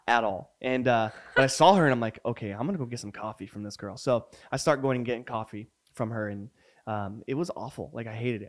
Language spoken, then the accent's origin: English; New Mexico, United States; moved away; also born or lived in Puyallup, Washington; growing up in New Mexico